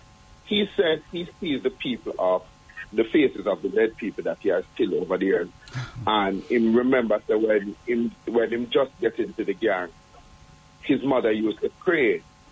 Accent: Kingston, Jamaica; As a child in the 70s growing up in Jonestown

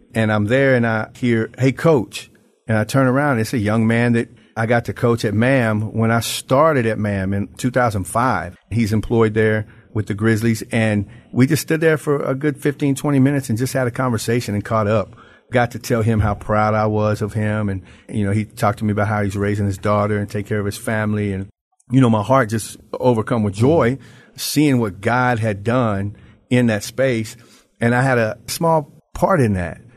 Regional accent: Memphis, Tennessee, United States; moved away as an adult; now in Branson, United States; I am from Memphis, Tennessee, but today I'm in Branson, Missouri

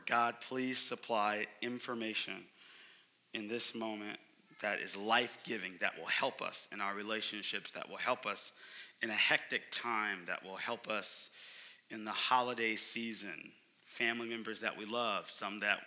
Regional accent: Oakland, California, United States; moved away as an adult; now in Phoenix, United States; I'm from Oakland, California, but I've been in Phoenix for 4 years

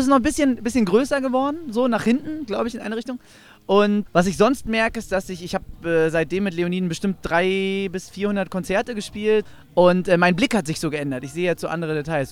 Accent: Northern Germany, Germany; Delta Radio bei uns im Norden

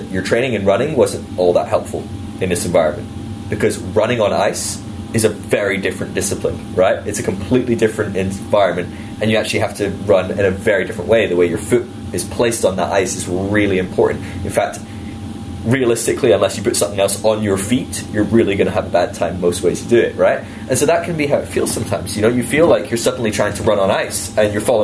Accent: United Kingdom; as a Brit

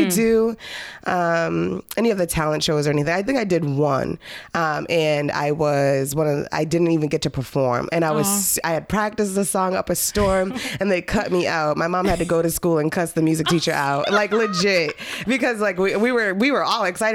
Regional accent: Lowell, Massachusetts, United States; my life growing up in Lowell was great. I grew up in the Acre, I love the Acre

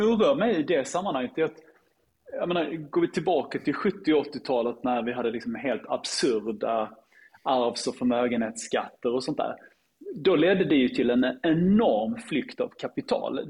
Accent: Lund, Skåne, Sweden; min hemstad Lund

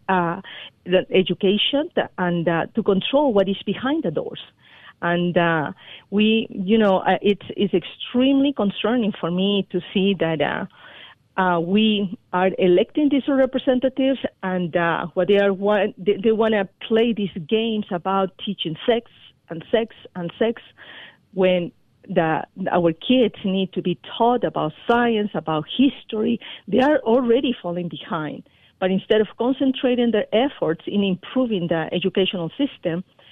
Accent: Peru; moved away as an adult; now in United States; I was born in Peru

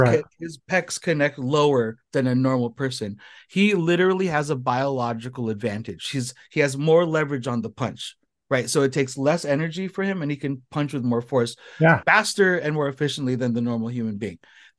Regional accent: Philippines; I recently I'm Filipino. I'm 5'8"

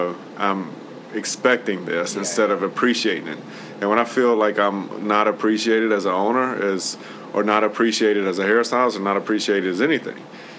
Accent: United States; I'm American.

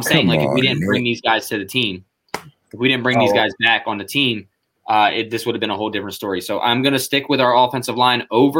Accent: Burlington County, New Jersey, United States; I'm Burlington County, man. Born and raised in Burlington County

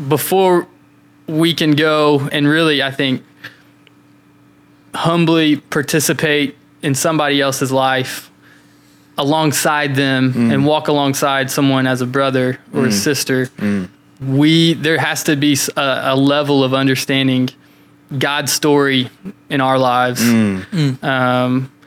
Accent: London, Kentucky, United States; moved away; London, Kentucky? That's my hometown

